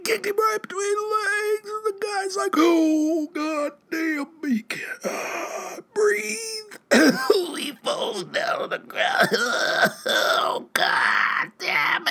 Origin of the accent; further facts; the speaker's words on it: Saverton, Missouri, United States; now in Jefferson City, United States; I grew up in Rawls County.